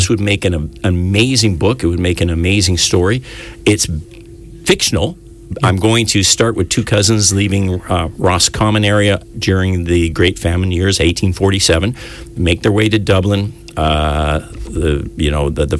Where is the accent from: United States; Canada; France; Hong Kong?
Canada; Vancouver, British Columbia; I'm from Canada